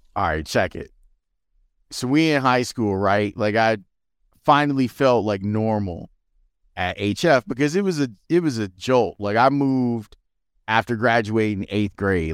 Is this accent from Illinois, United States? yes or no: yes; Chicago, Illinois, United States; I grew up in Roseland